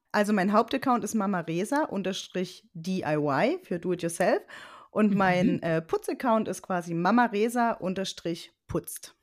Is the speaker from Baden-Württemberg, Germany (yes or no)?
no; Leipzig, Saxony, Germany; ich komme aus dem Raum Leipzig